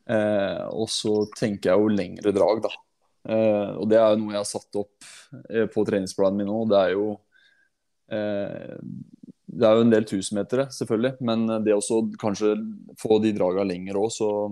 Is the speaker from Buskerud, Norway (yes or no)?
yes; Hallingdal, Buskerud, Norway; moved away; jeg er en hallingdøl som har rota seg ned til byen